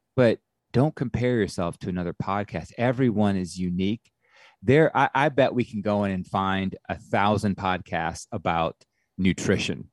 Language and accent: English; Atlanta, Georgia, United States; also born or lived in Clemson; I'm from Atlanta